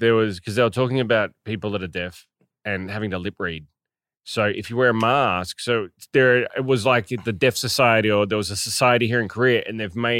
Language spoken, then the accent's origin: English; New Zealand; born there; I was born in New Zealand, yeah.